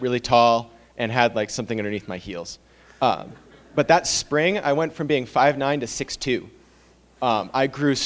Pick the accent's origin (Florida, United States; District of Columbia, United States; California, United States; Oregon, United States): Oregon, United States; Medford; I'm from Medford, Oregon, so I play baseball at Biola University